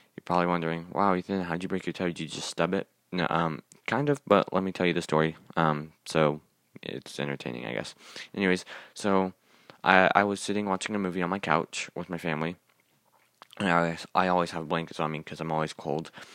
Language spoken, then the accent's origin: English; Kansas City, Missouri, United States; I was born in Kansas City, Missouri